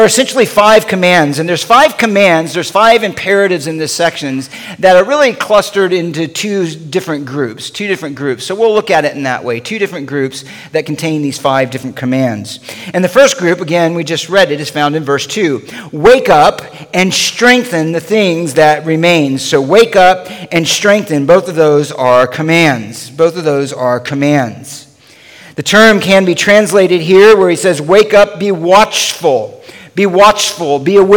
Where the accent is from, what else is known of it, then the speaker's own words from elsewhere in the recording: the South, United States; moved away; also born or lived in Los Angeles; I grew up actually in the South